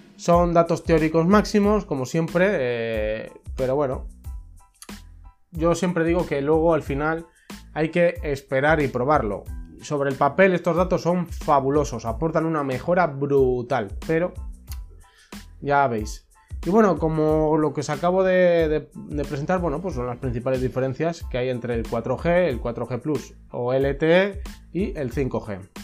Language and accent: Spanish; Spain; en mi país, que es España